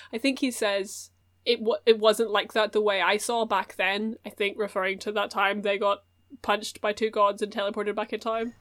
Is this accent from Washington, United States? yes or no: no; Chicago, Illinois, United States; I am in the Chicago Firefighters because we are from Chicago.